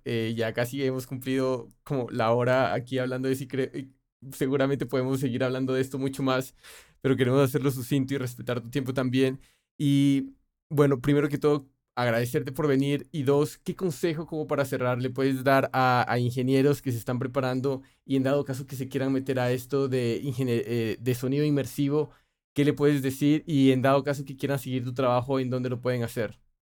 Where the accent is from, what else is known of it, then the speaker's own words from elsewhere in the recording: Colombia; moved away; yo soy colombiano